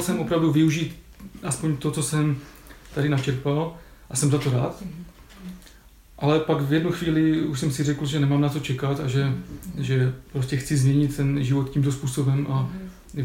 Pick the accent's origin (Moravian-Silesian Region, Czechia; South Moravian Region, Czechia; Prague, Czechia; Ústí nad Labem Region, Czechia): Moravian-Silesian Region, Czechia; Ostrava; also born or lived in Sopotnice; jsem z Ostravy, tak dojížděl jsem z domu tady na fakultu